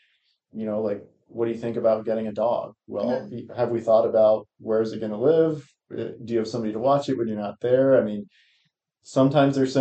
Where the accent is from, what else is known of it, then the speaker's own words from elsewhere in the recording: Maryland, United States; moved away as an adult; also born or lived in Charleston, West Virginia / Colorado; now in York County, Nebraska, United States; I went through K-12 in Maryland, graduated in high school in 2015